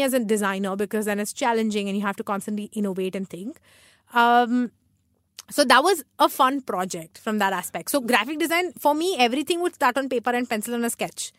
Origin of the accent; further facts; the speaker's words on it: Mumbai, Maharashtra, India; also born or lived in Chennai; I've been raised here